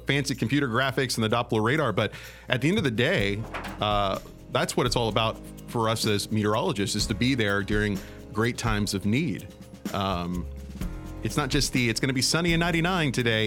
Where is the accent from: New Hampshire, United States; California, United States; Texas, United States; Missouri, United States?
Texas, United States; Beeville; also born or lived in Corpus Christi, Texas; I grew up in the uh, Corpus Christi area